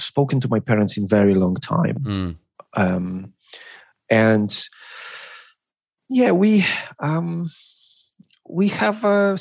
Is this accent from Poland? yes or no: yes; Poland; English is a second language; moved away as an adult; also born or lived in United Kingdom; now in Beijing, China; I kind of like abandoned my home and my family, because I grew up in Poland